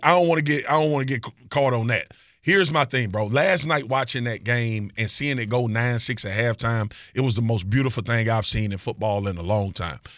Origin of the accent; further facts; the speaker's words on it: Baton Rouge, Louisiana, United States; I'm from Baton Rouge, Louisiana.